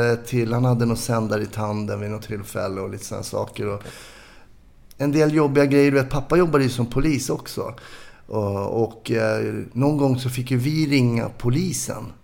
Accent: Stockholm, Stockholm County, Sweden; är uppvuxen i Kärrtorp heter det, lite söder om Söder.

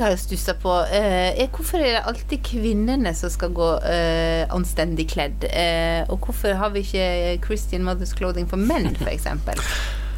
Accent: Luster, Vestland, Norway; moved away; jeg satt hjemme i Luster i Sogn

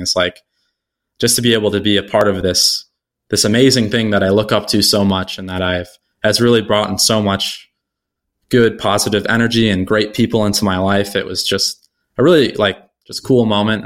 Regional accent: Buffalo, New York, United States; I was born and raised here in Buffalo

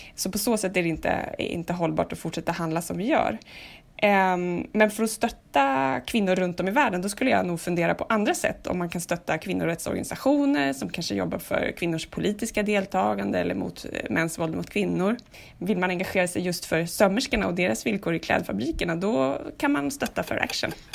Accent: Sweden; vi svenskar

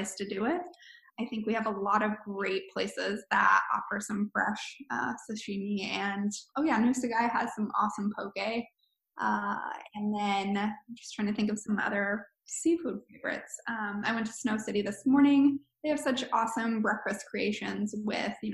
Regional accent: Anchorage, Alaska, United States; also born or lived in Colorado; I'm from Anchorage, but lived in Colorado for the last few years

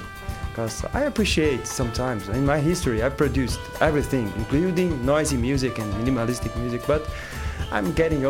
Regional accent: Goiânia, Goiás, Brazil; English is a second language; now in São Paulo, Brazil; I'm a producer from Goiânia, Goiás, is my homeland, and in the early 90s I moved to São Paulo, and here I started producing hip-hop.

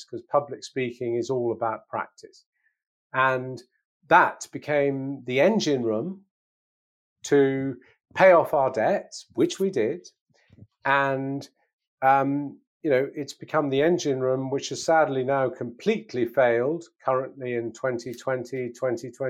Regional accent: England, United Kingdom; as an Englishman my age

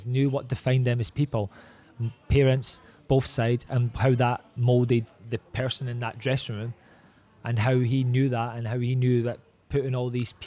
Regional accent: Scotland, United Kingdom

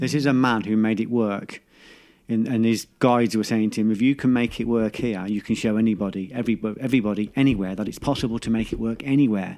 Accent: England, United Kingdom; we're too English

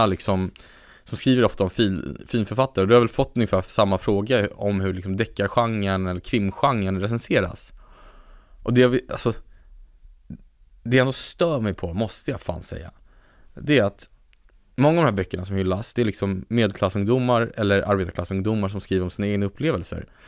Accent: Sweden; jag är så extremt rotad i Sverige

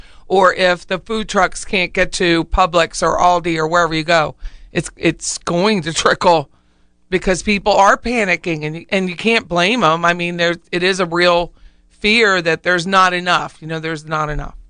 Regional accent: Harrisburg, Pennsylvania, United States; now in Florida, United States; I was in Harrisburg, Pennsylvania, my hometown

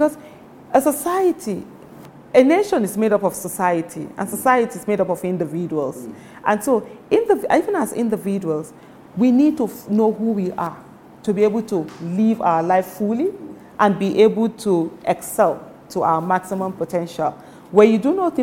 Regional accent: Nigeria; I'm talking as a Nigerian

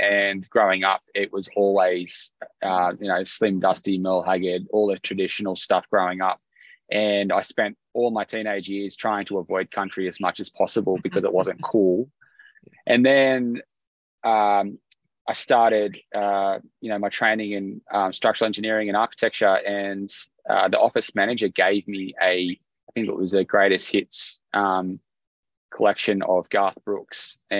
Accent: Tamworth, New South Wales, Australia; My aunties and uncles all play music and have always played gigs around my hometown, and even my grandparents had a family band that played out Tamworth even before I was even born.

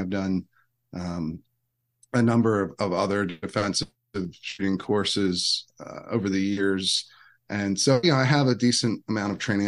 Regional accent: Downingtown, Pennsylvania, United States; now in Virginia, United States; I grew up in, in Downingtown, Pennsylvania

